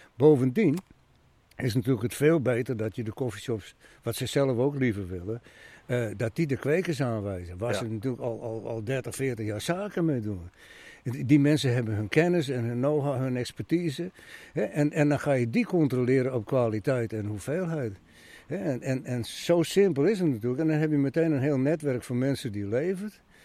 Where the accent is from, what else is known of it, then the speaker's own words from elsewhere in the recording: Friesland, Netherlands; ik ben ook een Fries